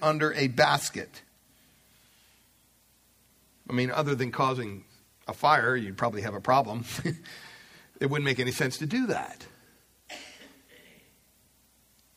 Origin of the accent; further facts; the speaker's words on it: Pennsylvania, United States; I remember growing up in Pennsylvania, we had several acres of property